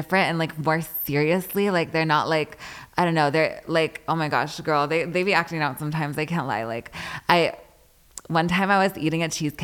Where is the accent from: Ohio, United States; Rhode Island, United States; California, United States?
California, United States; Riverside; I just lived there for like 6 years when I went to like middle school and high school.